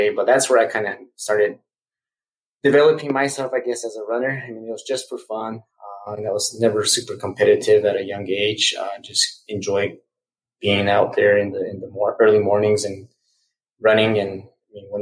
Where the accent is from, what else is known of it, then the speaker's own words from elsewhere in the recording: Zia Pueblo, New Mexico, United States; I grew up on the Zia Pueblo Indian Reservation, was born and raised.